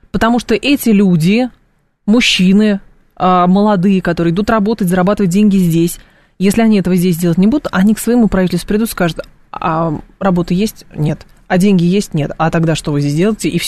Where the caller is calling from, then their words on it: Moscow, Russia; я из Москвы.